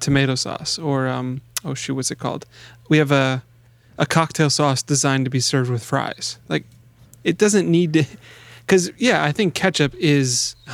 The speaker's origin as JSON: {"language": "English", "town": "Chicago", "region": "Illinois", "country": "United States", "said": "I'm still from Chicago"}